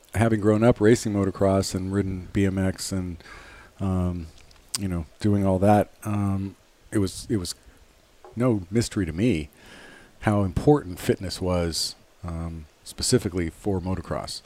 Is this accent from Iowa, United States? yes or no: no; Los Angeles, California, United States; I was born at home in the Hollywood Hills. 1967